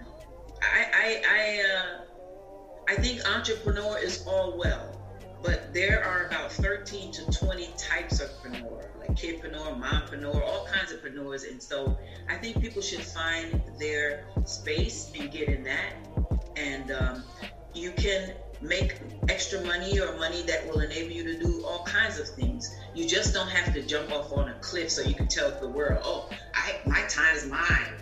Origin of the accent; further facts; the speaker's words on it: New Jersey, United States; also born or lived in Atlanta, Georgia; now in Florida, United States; I'm originally from Jersey